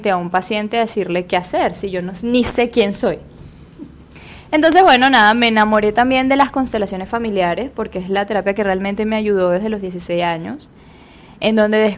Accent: Trujillo, Venezuela; born there; also born or lived in Valencia, Venezuela; Yo nací en Venezuela, en el estado Trujillo

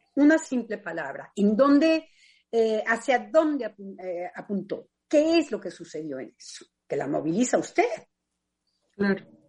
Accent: Mexico; moved away as an adult; also born or lived in France / England; gracias al lugar en donde yo me desarrollé en México

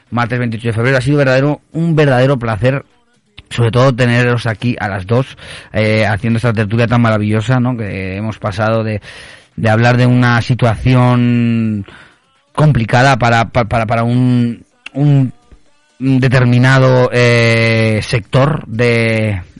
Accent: Canary Islands, Spain; also born or lived in Andalusia / Madrid; o sea, canario, andaluz, medio gitano y de Madrid.

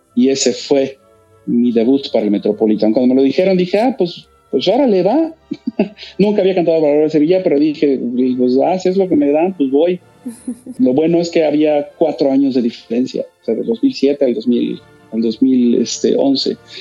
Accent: Mexico; todos somos mexicanos

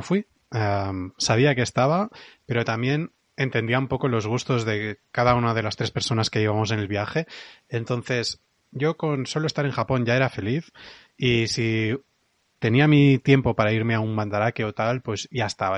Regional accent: Catalonia, Spain; como buen catalán

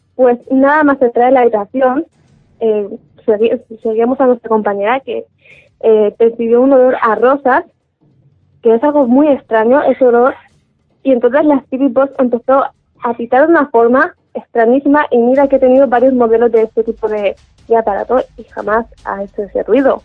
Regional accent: Alicante, Valencian Community, Spain; yo soy de Alicante

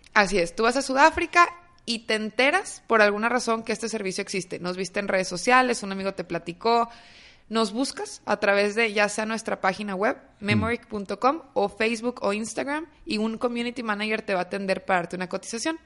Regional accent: Torreón, Coahuila, Mexico; now in Monterrey, Mexico; yo soy de Torreón, viviendo unos años ya varios aquí en Monterrey

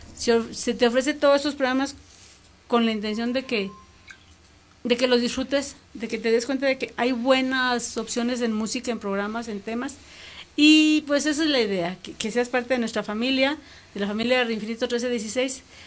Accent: Mexico; como mexicanos

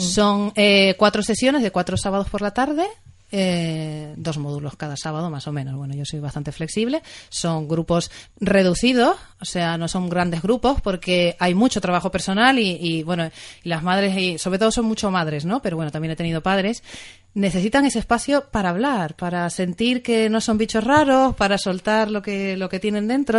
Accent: Tenerife, Canary Islands, Spain; moved away as an adult; now in Asturias, Spain; Yo soy de Tenerife, de un lugar cálido

